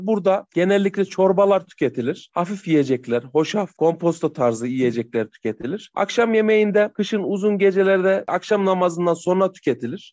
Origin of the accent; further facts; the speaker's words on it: Niğde, Turkey; Nideliyim, Nide'de yaşıyorum.